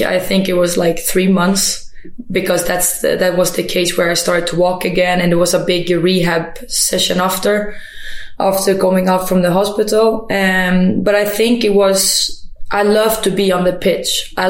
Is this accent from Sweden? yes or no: yes; Sweden; also born or lived in Germany / Kosovo; Like, I was born in Germany, and then I was a time down in Kosovo, and then escaped war a little bit, came to Sweden, and felt like, you know, after that tough time with moving around, I got the Swedish citizen, and I just felt like, okay, now maybe I can be home.